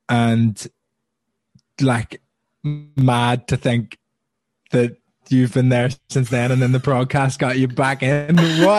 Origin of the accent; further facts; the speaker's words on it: Belfast, Northern Ireland, United Kingdom; moved away as an adult; now in London, United Kingdom; But I'm from Belfast. I'm half Italian.